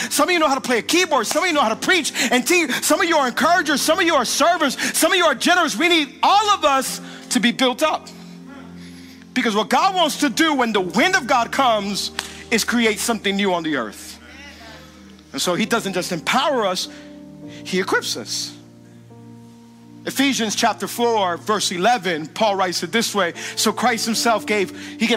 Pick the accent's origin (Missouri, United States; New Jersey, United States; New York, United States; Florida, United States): Florida, United States; Hialeah; I'm from Hialeah and Color Ridge